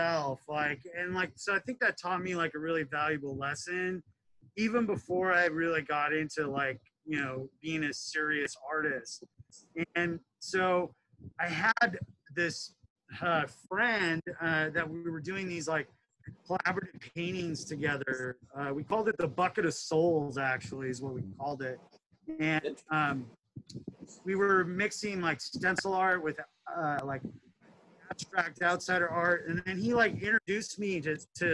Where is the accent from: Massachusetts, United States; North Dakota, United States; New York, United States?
North Dakota, United States; Bismarck; moved away; I'm originally from North Dakota. I was born and raised there.